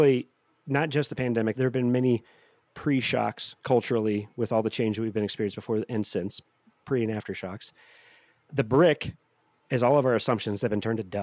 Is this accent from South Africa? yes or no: no; St. Louis, Missouri, United States; I grew up in St. Louis